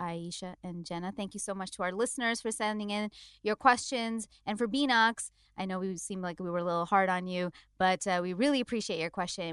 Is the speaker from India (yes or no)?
yes; India; as an Indian